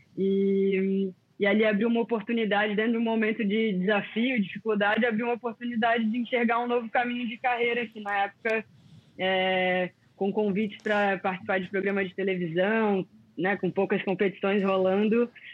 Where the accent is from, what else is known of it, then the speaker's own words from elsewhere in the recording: Florianópolis, Santa Catarina, Brazil; also born or lived in Rio de Janeiro; Nasci no Rio, para quem não sabe, né? E vim morar bem novinha em Floripa Fui criada aqui na ilha